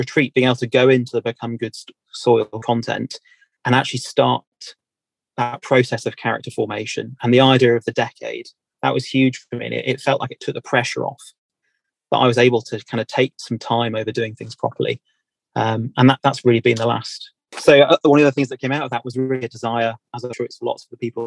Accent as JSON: {"language": "English", "country": "United Kingdom", "said": "I'm from Britain"}